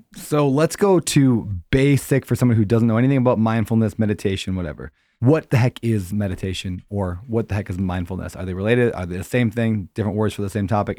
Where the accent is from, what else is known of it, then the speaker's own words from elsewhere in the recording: Upper Midwest, United States; I grew up in the Christian Bible Belt, I guess you could say, like, you know, the Upper Midwest